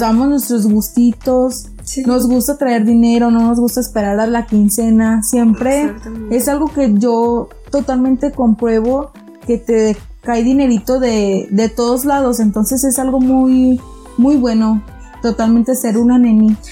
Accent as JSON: {"language": "Spanish", "country": "Mexico", "said": "somos mexicanos"}